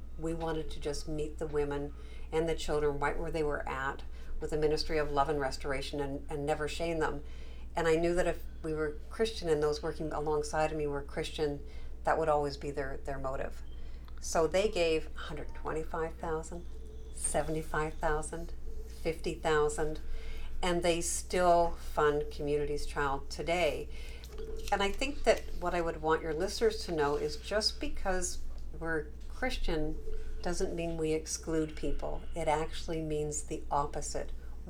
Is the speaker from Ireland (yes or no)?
no; Canada; moved away as an adult; now in United States; I think I told you I immigrated from Canada